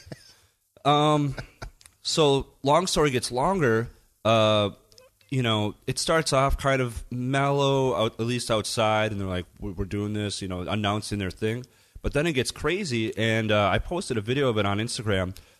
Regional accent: United States; now in Germany; as an American

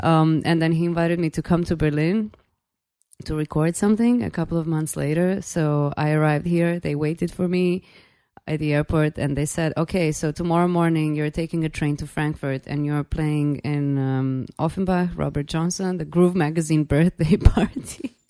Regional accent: Belgrade, Serbia; I'm from Belgrade, Serbia

